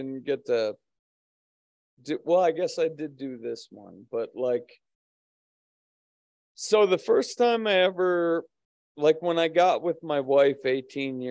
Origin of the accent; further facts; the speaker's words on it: Phoenix, Arizona, United States; now in Utah, United States; I was born in Phoenix and grew up in the desert